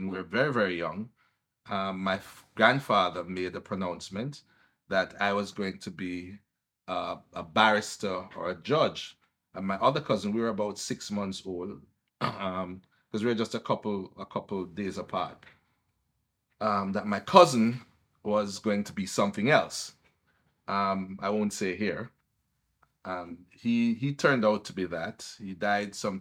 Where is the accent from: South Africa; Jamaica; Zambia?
Jamaica; Kingston; also born or lived in Above Rocks, St. Catherine; I was born in Kingston